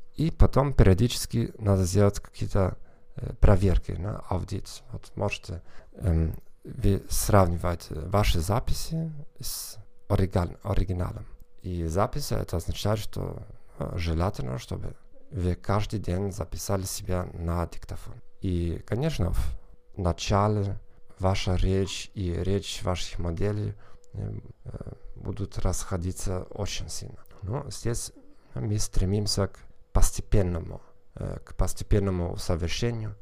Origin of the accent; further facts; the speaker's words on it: Northern Germany, Germany; accent: Northern German; Russian is a second language; я из Северной Германии